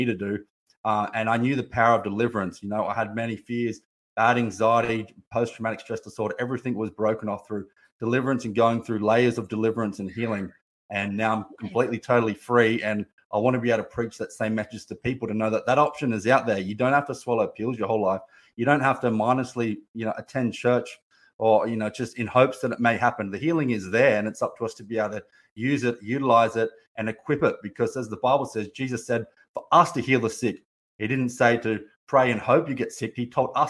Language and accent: English; Gold Coast, Queensland, Australia; I come from Gold Coast, Australia